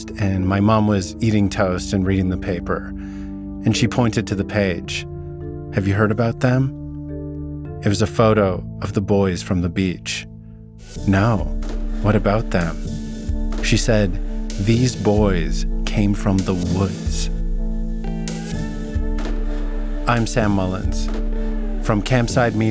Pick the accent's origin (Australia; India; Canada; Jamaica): Canada; Vernon, British Columbia; my hometown. Vernon's located in the Okanagan, a region in the interior of British Columbia